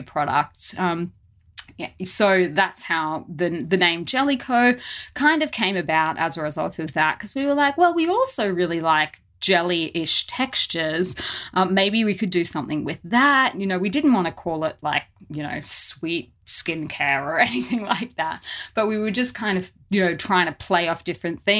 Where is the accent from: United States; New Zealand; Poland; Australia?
Australia; growing up in Australia